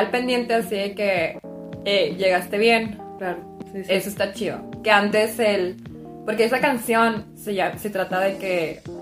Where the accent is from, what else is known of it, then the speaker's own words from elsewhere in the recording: Chihuahua, Mexico; moved away; yo soy de Chihuahua, Chihuahua